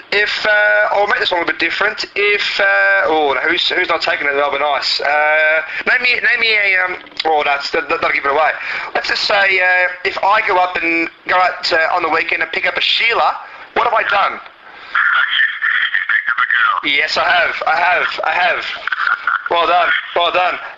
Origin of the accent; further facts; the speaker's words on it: Australia; It's slang, Aussie slang. We're known for our slang here.